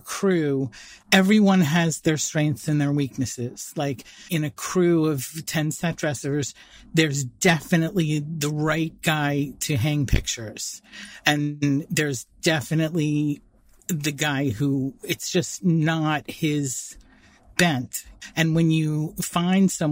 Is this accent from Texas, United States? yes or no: no; New York City, New York, United States; I grew up in born and bred in Manhattan